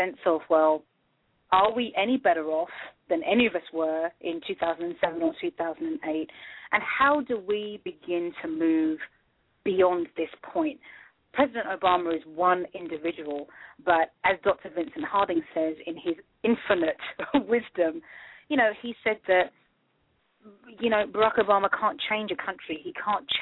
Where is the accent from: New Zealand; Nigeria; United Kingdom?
United Kingdom; moved away as an adult; now in United States; I am black. I was born in the UK. I've been here in the US for 5 years.